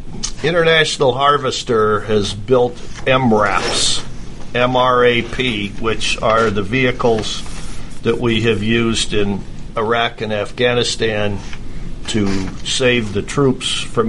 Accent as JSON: {"language": "English", "region": "Midwest", "country": "United States", "tie": "born or raised there", "said": "I grew up in the Midwest"}